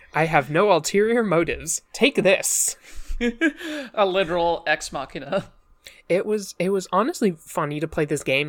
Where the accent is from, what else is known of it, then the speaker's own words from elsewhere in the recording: Northeast, United States; accent: generic American; I'm from the Northeast